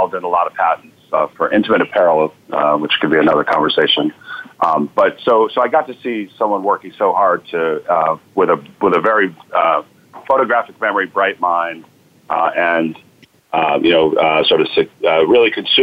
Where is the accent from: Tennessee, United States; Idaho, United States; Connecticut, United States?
Connecticut, United States; also born or lived in New Jersey / Syracuse, New York; now in Boston, United States; So I was born in Boston, and 5 days later, moved down to Connecticut, where I grew up, then New Jersey